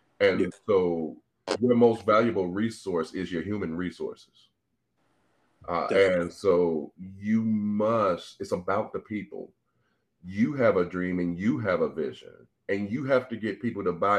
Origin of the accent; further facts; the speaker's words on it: St. Louis, Missouri, United States; I'm born and raised in St. Louis, Missouri